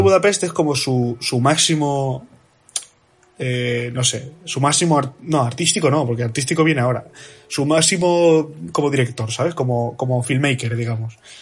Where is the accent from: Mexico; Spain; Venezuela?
Spain; como buenos españoles